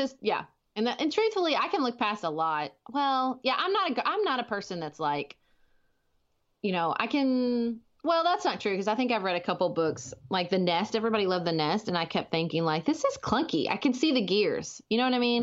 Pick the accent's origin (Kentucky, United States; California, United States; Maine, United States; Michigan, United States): Kentucky, United States; Paducah; I live in my hometown of Paducah, Kentucky